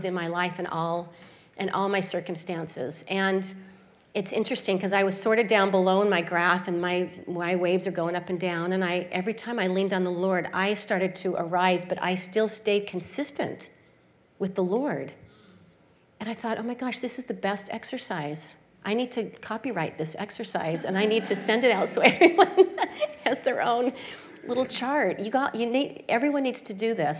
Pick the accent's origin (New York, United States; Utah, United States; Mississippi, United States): Utah, United States; Salt Lake City; I grew up in Salt Lake City, Utah, and I grew up in the Mormon religion.